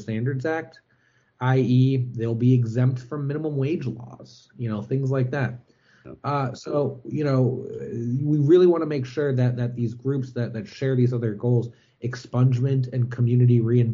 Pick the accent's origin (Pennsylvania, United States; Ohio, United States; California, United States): Ohio, United States; Cleveland; moved away as an adult; I actually moved back to my hometown, Cleveland, Ohio